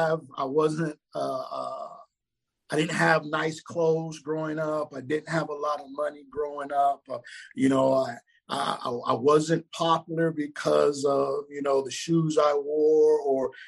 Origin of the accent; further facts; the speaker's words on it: Richmond, Indiana, United States; I grew up in a town called Richmond, Indiana, which is about an hour east of Indianapolis